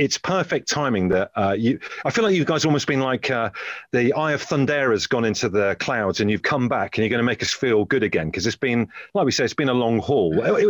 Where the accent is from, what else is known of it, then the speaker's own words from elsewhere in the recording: Brixham, South West England, United Kingdom; Chris, you are a fellow Devonian. I'm from Brixham.